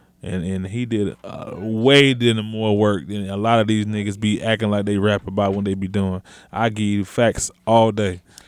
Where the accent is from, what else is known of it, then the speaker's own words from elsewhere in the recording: Germany; born there; I was born in Germany. I'm not German.